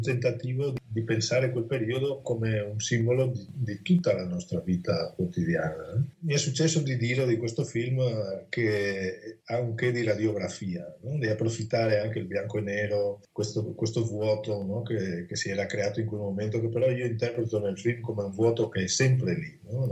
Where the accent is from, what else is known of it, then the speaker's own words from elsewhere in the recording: Alta Padovana, Veneto, Italy; il mio paese